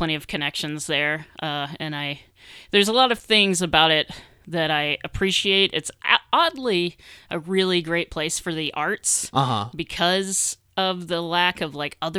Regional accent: Mississippi, United States; moved away as an adult; now in Bloomington, United States; I grew up in Mississippi.

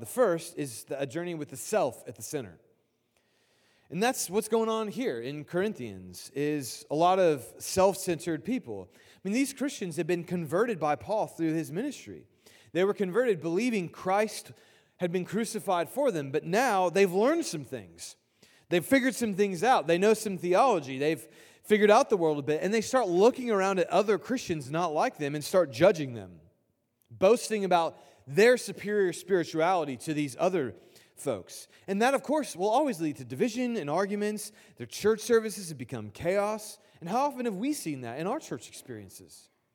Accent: Indianapolis, Indiana, United States; I grew up in Indianapolis

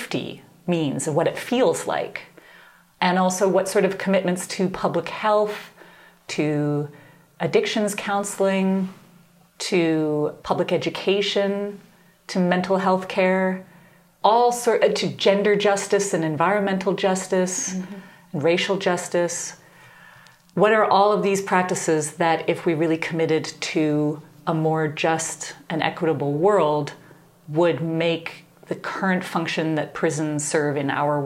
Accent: Canada; moved away as an adult; also born or lived in Nashville, Tennessee; I grew up in Canada

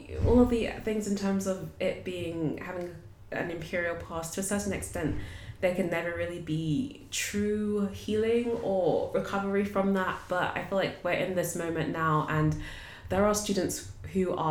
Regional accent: United Kingdom; we're British

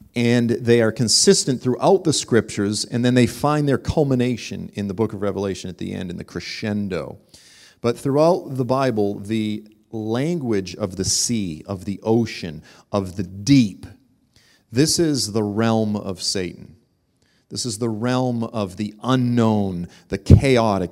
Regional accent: Boston, Massachusetts, United States; moved away; I'm originally from Boston

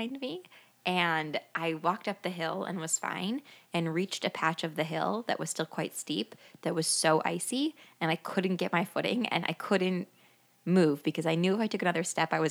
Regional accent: Midwest, United States; I grew up here in the Midwest

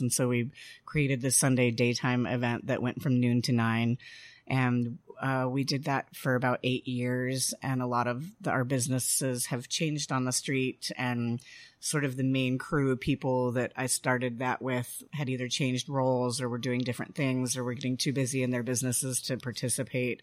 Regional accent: Denver, Colorado, United States; moved away as an adult; also born or lived in Washington, D.C. / Mexico / Eureka Springs, Arkansas; now in Fayetteville, United States; I am not from here. I grew up in Denver

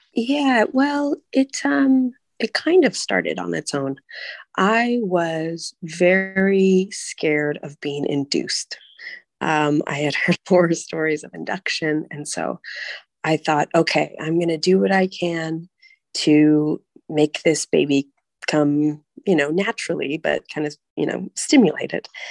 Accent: California, United States; moved away as an adult; also born or lived in Hong Kong; now in Prague, Czech Republic; I'm from the U.S. I'm from California

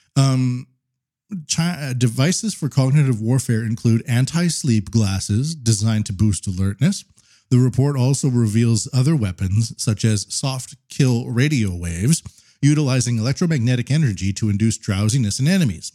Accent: Canada; now in Japan; I'm Canadian

